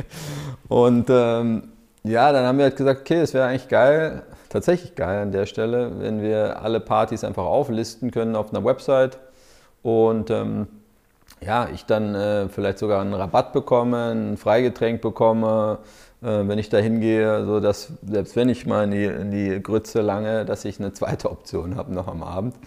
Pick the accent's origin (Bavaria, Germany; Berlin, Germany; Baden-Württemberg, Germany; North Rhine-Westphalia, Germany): Berlin, Germany; ich bin ja auch Berliner